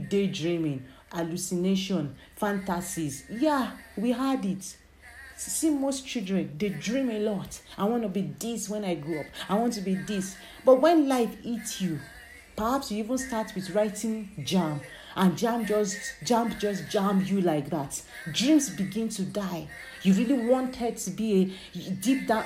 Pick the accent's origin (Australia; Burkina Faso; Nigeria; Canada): Nigeria; growing up in Nigeria, being born as an African child or being born as a Nigerian